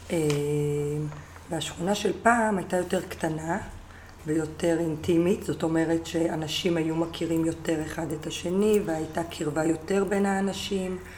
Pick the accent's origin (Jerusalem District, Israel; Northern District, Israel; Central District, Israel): Jerusalem District, Israel; Jerusalem; השכונה בשבילי היא ממש כמו בית שלי. היא הבית שלי, לכל דבר. אני גרה פה, נולדתי פה, אני עובדת פה, המשפחה שלי פה.